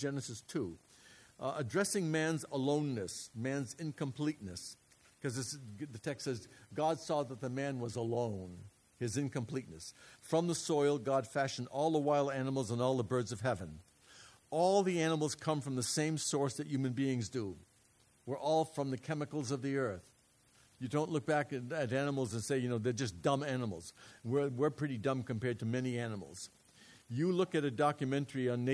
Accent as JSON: {"language": "English", "region": "New England", "country": "United States", "tie": "born or raised there", "moved": "yes", "said": "I'm from New England. When I was a kid, we ate haddock all the time"}